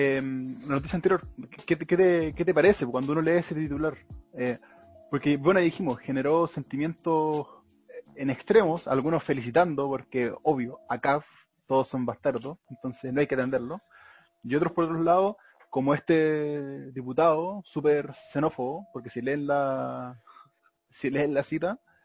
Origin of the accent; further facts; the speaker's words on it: Melipilla, Santiago Metropolitan Region, Chile; los que somos de Melipilla